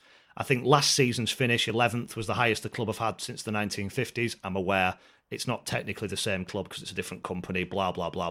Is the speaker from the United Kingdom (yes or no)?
yes; North West England, United Kingdom; accent: Scouse; I'm not going to attempt the voice, by the way, because he hammers me for my Scouse accent, so I'm not going there.